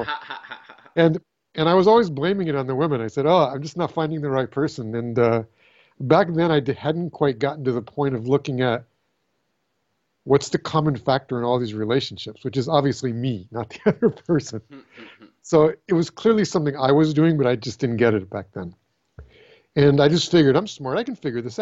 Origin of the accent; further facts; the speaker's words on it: California, United States; So I was born in California